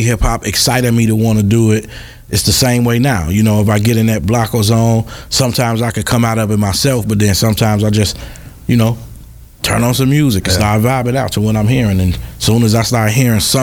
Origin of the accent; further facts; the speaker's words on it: Chicago, Illinois, United States; we come from Chicago